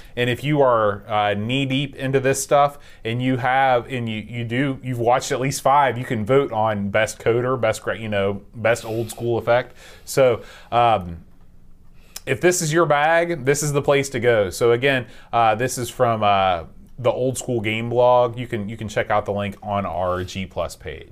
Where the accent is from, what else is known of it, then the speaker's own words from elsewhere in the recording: Sheffield, Yorkshire and the Humber, United Kingdom; moved away; the Steel City. my hometown in England